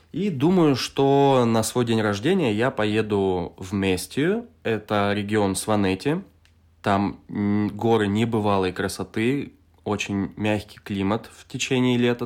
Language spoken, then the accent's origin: Russian; Novosibirsk, Novosibirsk Oblast, Russia; moved away as an adult; now in Tbilisi, Georgia; Я из Новосибирска, Россия. Это тот же самый город, откуда и ты. Сейчас я живу в Тбилиси, Грузия.